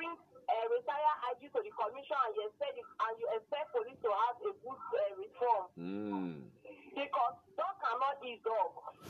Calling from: Abuja, Federal Capital Territory, Nigeria; I'm calling from Abuja.

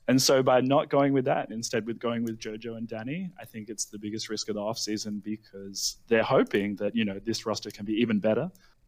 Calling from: Sydney, New South Wales, Australia; Calling from Sydney, Australia.

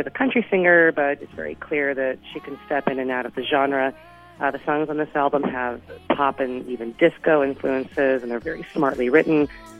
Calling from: Chicago, Illinois, United States; I'm calling from Chicago.

